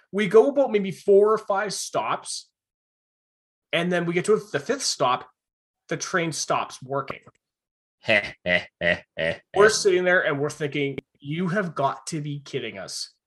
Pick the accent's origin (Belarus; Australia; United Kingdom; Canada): Canada; Vancouver Island, British Columbia; we're from Vancouver Island